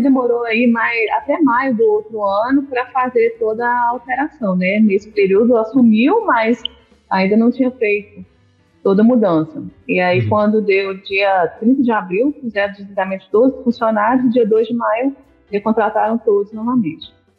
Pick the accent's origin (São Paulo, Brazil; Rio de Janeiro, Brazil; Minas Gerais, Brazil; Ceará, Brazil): Minas Gerais, Brazil; Governador Valadares; Eu sou de Governador Valadares. Eu nasci em Governador Valadares, pela terra maravilhosamente quente